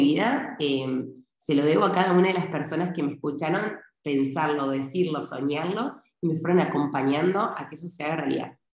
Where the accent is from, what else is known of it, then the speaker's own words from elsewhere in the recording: Argentina; now in Spain; soy argentina, eh, tengo ciudadanía italiana y vivo en España en este momento.